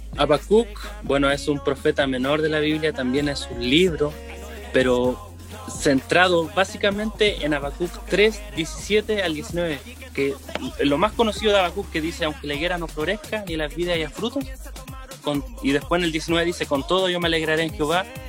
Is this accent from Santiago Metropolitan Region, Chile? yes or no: no; Temuco, Araucanía, Chile; also born or lived in Rancagua; Yo soy del sector de Temuco, porque he estado en, pueblos chicos, pero muy, muy apegados a Temuco, así que siempre ha sido este mi sector